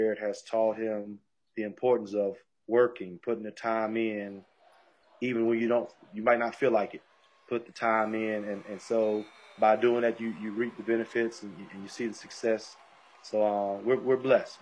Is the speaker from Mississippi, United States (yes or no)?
yes; Mississippi, United States; moved away as an adult; now in West Virginia, United States; I'm from Mississippi. And then now we live in West Virginia.